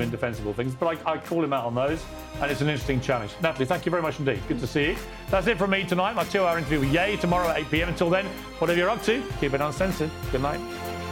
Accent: United Kingdom; accent: British; my British accent

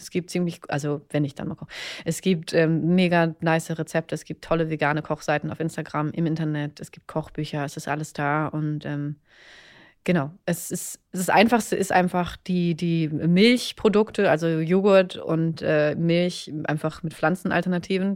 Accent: Berlin, Germany; ich komme aus Berlin

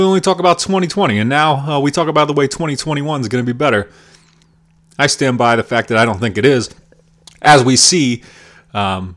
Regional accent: Pennsylvania, United States; Pennsylvania hardcore band, as it is my home state and scene

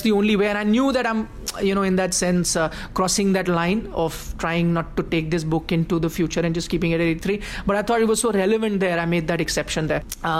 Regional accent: India; So at that time, Indians did feel a bit left out, and we weren't doing that well financially.

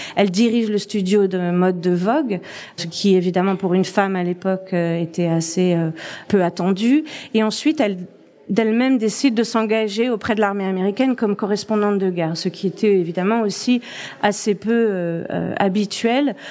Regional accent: France; moved away as an adult; now in Toronto, Canada; je suis française. Euh, ça fait 15 ans que je vis à Toronto

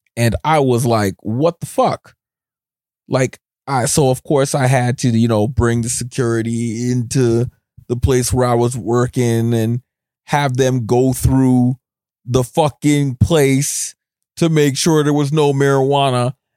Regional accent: Scarborough, Ontario, Canada; moved away; I was born in Scarborough

